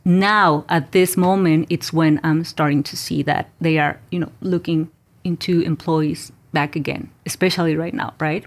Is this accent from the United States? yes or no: no; Mexico; moved away; I was born and raised in Mexico.